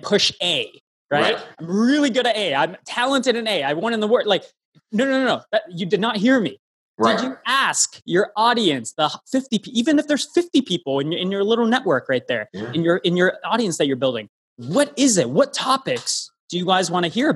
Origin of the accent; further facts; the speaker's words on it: Toronto, Ontario, Canada; I'm from Toronto, hometown originally.